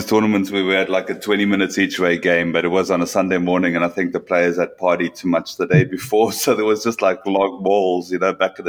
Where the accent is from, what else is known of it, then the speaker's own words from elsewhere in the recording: South Africa; back in 1996, I was on exchange from South Africa to RFU